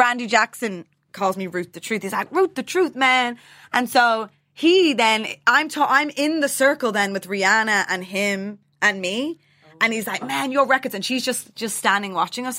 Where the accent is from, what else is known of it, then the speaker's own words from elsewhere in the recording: Dublin, Leinster, Ireland; the way I was raised in Dublin